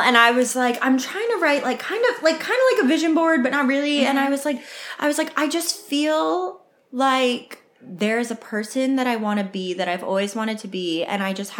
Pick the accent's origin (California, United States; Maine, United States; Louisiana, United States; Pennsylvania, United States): Maine, United States; I'm from Maine